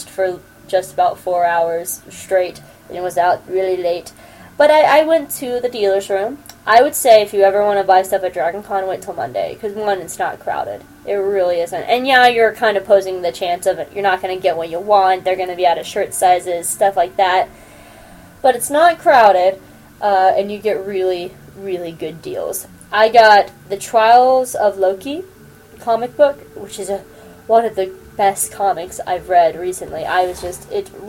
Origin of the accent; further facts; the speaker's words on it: the South, United States; I'm from the South.